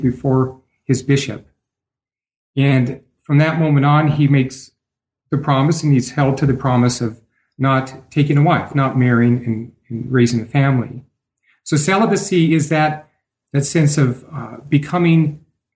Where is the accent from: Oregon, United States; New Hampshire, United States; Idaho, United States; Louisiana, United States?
Idaho, United States; also born or lived in Portugal / Brazil / Washington, D.C.; now in Denver, United States; I was born in Idaho, the gem state.